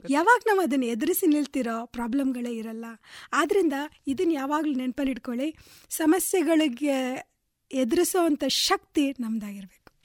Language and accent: Kannada; Bengaluru, Karnataka, India; also born or lived in Nidodi / Kateel; ನಾನು ಹುಟ್ಟಿದ್ದು ನಿಡೋಡಿ ಅಂತ ಒಂದು ಸಣ್ಣ ಒಂದು ಗ್ರಾಮದಲ್ಲಿ ಅಲ್ಲಿ ಹುಟ್ಟಿದ್ರು ನನ್ನ ಎಜುಕೇಷನ್ನು ಬೆಳೆದಿದ್ದು ಎಲ್ಲ ಕೂಡ ಬೆಂಗಳೂರಲ್ಲೇ